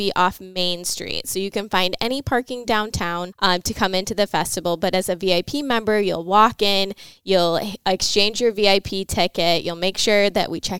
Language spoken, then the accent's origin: English; Vicksburg, Michigan, United States; moved away as an adult; now in Mount Pleasant, United States; I'm originally from Southwest Michigan, a small town called Vicksburg, which is outside of Portage, Kalamazoo area